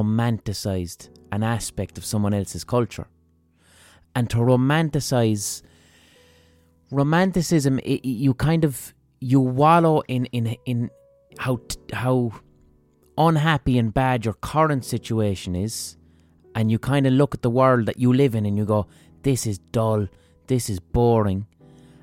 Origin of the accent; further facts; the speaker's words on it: Ireland; we as Irish people